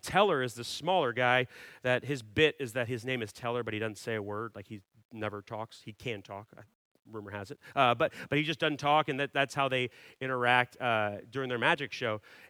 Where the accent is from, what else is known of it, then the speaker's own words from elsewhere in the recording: Dallas, Texas, United States; I grew up in Dallas, and my main sport was hockey.